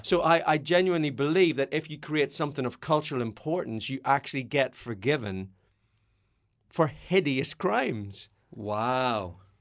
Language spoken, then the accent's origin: English; Northern Ireland, United Kingdom; grew up as a Irish Catholic hmm. in Northern Ireland